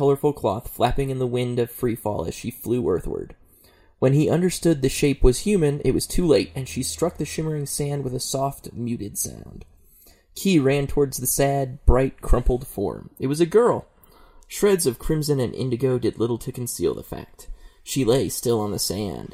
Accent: Reno, Nevada, United States; it happened in my hometown

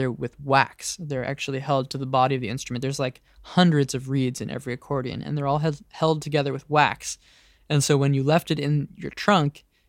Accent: San Francisco, California, United States; now in Brooklyn, United States; I grew up in San Francisco, but I currently live in Brooklyn, New York.

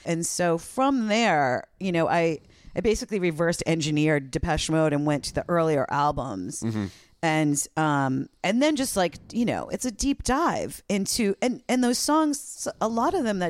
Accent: East Coast, United States; because I grew up on the East Coast, and the station that I would listen to, WFNX

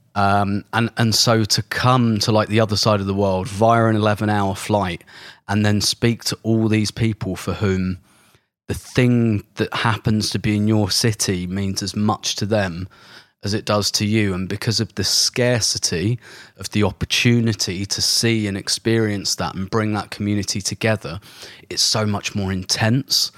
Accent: London, United Kingdom; I'm not from Islington, I'm from London

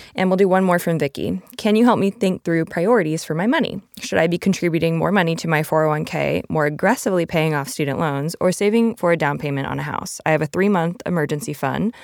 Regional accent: Arizona, United States; I come from Arizona

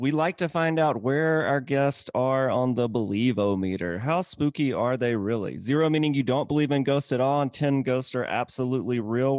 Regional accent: Mississippi, United States; now in Atlanta, United States; I am originally from Mississippi. I've been in Atlanta now for, 14, 15 years. But I grew up going to New Orleans a lot.

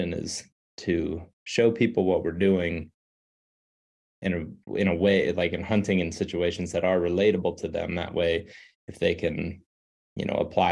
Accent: Western Ohio, United States; moved away as an adult; also born or lived in Iowa; now in Colorado, United States; I grew up in Ohio, Western Ohio, in the flatlands

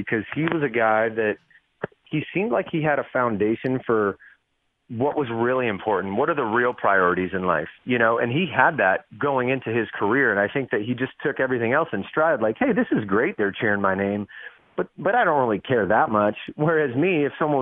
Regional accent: San Diego, California, United States; also born or lived in Las Vegas, Nevada; we moved from Vegas to San Diego. I was six, and when I got to San Diego, I started, you know, playing baseball

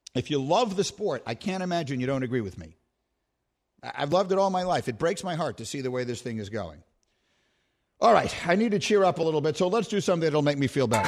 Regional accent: New York, United States; my hometown

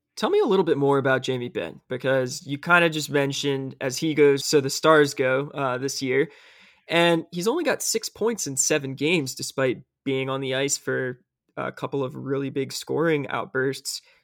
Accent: Tennessee, United States; now in Auburn, United States; my home state of Tennessee

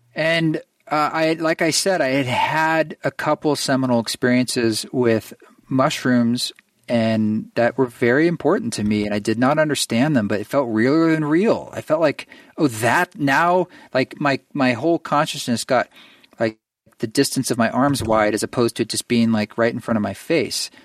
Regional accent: Oregon, United States; moved away; I grew up in Oregon

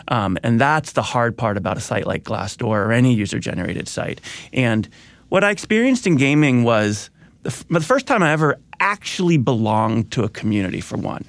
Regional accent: Midwest, United States; I grew up in the Midwest

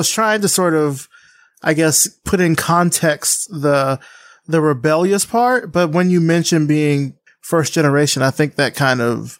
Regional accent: Selma, Alabama, United States; moved away; I grew up in a very small town in Alabama

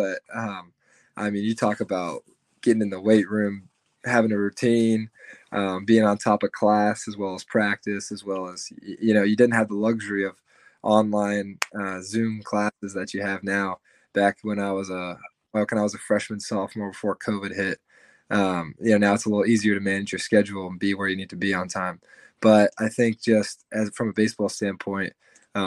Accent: Atlanta, Georgia, United States; moved away as an adult; now in Kentucky, United States; I'm from the Atlanta area, and there's Lake Point, which is like 45 minutes from my house

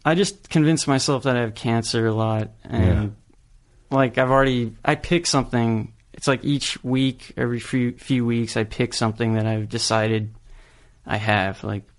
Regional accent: Kansas City, United States; born there; also born or lived in California; Yeah, I was born in Kansas City.

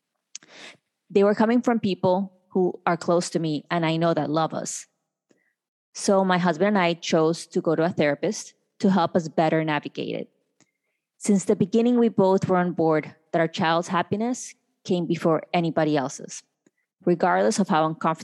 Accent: Colombia; now in United States; I was born in Colombia

